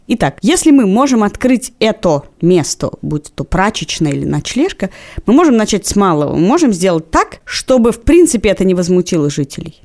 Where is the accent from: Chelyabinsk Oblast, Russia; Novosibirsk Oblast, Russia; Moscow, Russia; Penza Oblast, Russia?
Moscow, Russia; я даже выросла на Павелецком вокзале. Моя квартира находилась напротив Павелецкого вокзала